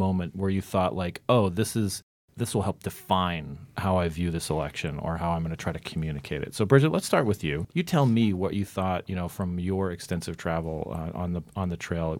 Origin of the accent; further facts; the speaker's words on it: Arizona, United States; That's my home state.